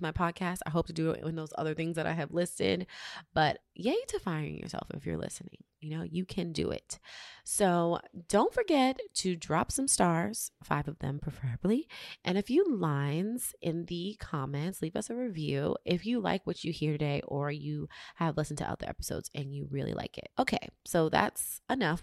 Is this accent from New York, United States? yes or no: yes; New York City, New York, United States; moved away as an adult; now in Los Angeles, United States; In New York City, my hometown